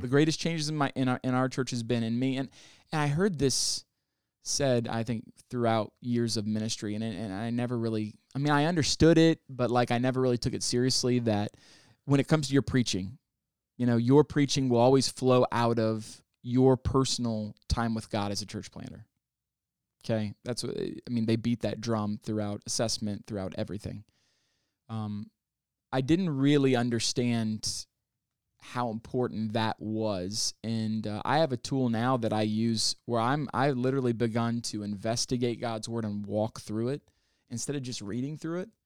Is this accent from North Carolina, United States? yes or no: no; Northwest Arkansas, United States; also born or lived in Kalamazoo, Michigan / Texas / Oklahoma; now in Columbus, United States; I spent most of my life in Northwest Arkansas